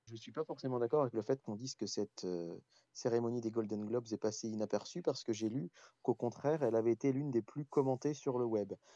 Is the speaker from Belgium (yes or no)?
no; France; par chez nous en France